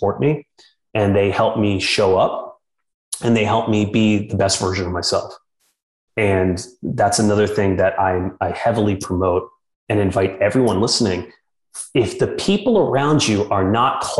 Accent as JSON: {"language": "English", "town": "New York City", "region": "New York", "country": "United States", "tie": "born or raised there", "moved": "yes", "lives_now": "Austin, United States", "said": "growing up in New York City"}